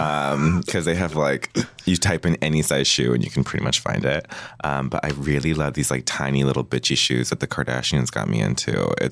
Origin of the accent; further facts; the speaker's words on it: Redlands, California, United States; also born or lived in Chicago, Illinois / Culver City, California; I grew up in California, in Redlands, California. And then when season 8 started, I moved to Chicago and I lived there for 3 years. And I just moved back, but I've never lived in LA. So I just moved to Culver City about two months ago.